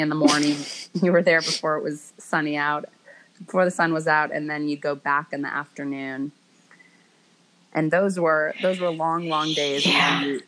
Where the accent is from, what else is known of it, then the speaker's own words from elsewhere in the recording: Bay Area, Northern California, United States; I grew up in the Bay Area, in Northern California